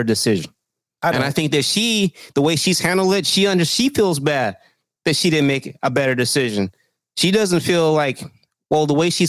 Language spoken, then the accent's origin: English; Texas, United States; I'm from Texas.